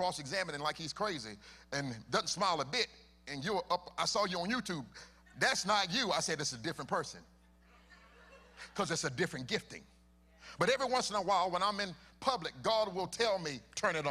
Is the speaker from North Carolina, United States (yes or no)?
yes; Charlotte, North Carolina, United States; my hometown